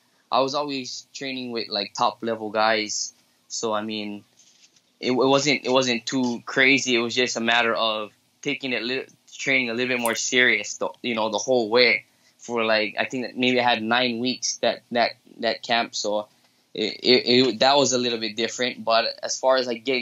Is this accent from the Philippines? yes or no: yes; Philippines; I'm Filipino